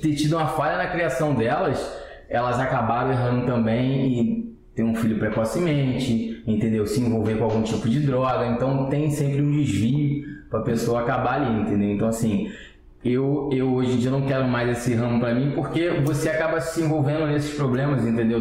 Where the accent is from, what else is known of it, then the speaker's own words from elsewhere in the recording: Rio de Janeiro, Brazil; also born or lived in Cordovil / Vila da Penha; Nasci e criado na Pavuna, 19 anos eu saí de lá